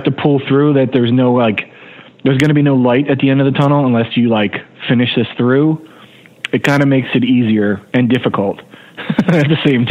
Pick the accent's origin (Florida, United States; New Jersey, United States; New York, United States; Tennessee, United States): New Jersey, United States; I was a guy from New Jersey who was really into it.